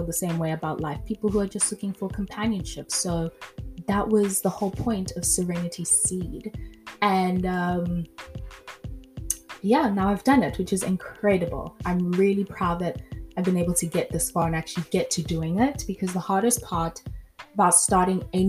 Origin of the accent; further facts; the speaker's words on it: South Africa; moved away as an adult; also born or lived in France / Grahamstown, South Africa; born in South Africa, raised in South Africa, and when I was 23, I moved from South Africa to France to start a whole new life